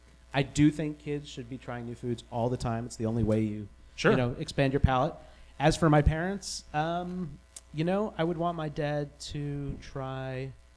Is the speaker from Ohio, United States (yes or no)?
no; New York City, New York, United States; New York City.